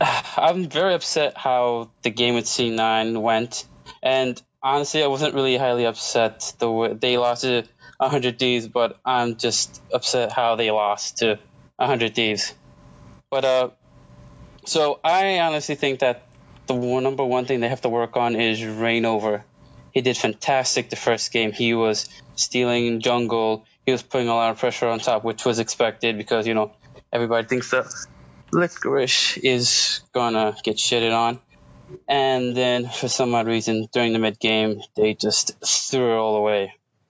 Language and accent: English; New York City, New York, United States; I'm a recaller. I'm from New York City.